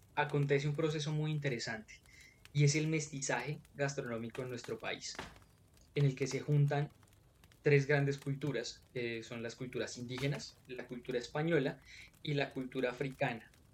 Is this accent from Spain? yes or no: no; Colombia; Acá en nuestro territorio, en nuestro Colombia